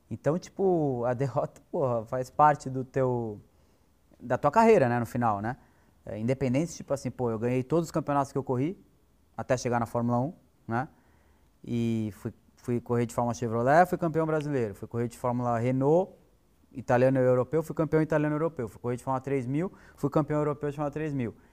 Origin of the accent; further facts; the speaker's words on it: Botucatu, São Paulo, Brazil; Eu nasci em São Paulo, é, e eu tinha uns seis anos, eu mudei para Botucatu, então eu cresci em Botucatu.